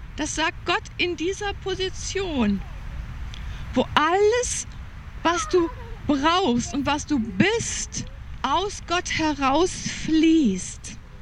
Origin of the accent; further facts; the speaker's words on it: Germany; Ich war so geprägt als Deutsche